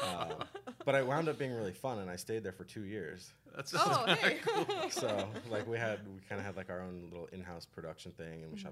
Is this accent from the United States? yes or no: yes; Denver, Colorado, United States; I grew up in Denver, so I went to college in Denver